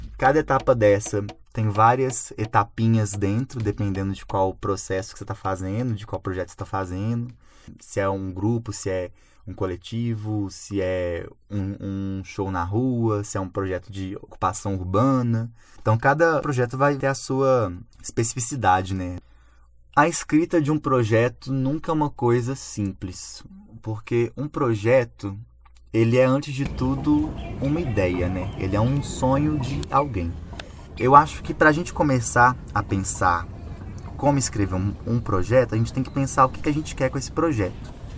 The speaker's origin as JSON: {"language": "Portuguese", "town": "Belo Horizonte", "region": "Minas Gerais", "country": "Brazil", "tie": "born or raised there", "said": "sou cria do Serrão, nascido e criado mesmo porque eu nasci no Hospital Evangélico que fica na rua da minha casa e nunca mais arredei o pé daqui"}